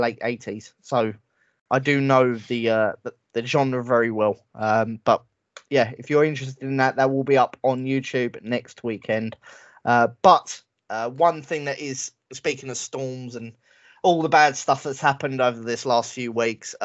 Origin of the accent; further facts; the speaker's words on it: England, United Kingdom; I'm English, all right? I'm British.